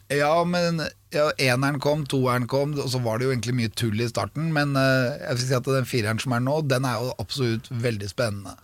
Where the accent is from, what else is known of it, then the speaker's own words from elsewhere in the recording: Norway; jeg er norsk